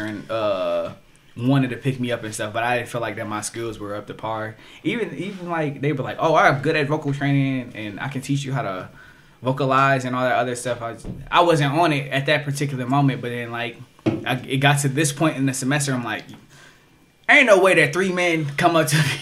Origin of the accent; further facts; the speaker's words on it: Toledo, Ohio, United States; I'm from Toledo